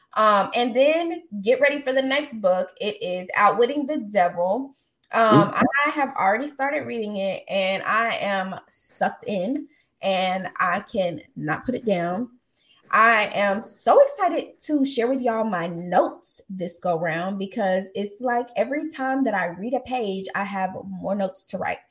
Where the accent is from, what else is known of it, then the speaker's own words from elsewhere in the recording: Austin, Texas, United States; moved away; I'm from Austin. I'm still Southern.